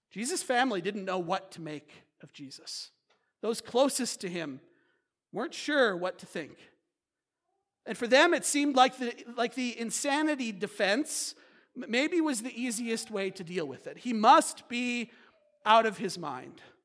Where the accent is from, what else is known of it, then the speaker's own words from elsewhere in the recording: United States; as American Christians